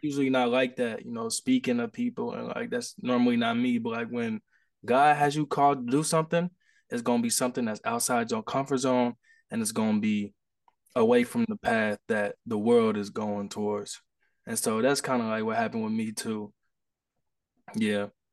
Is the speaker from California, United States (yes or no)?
no; Indianapolis, Indiana, United States; I'm from Indianapolis, Indiana